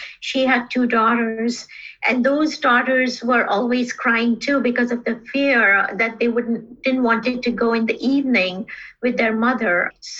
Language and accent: English; Karachi, Sindh, Pakistan; also born or lived in Bangladesh / India; I grew up in South Asia, and those countries where I spent most of my childhood were Bangladesh, India, and Pakistan. Though my later years were spent in Karachi, Pakistan.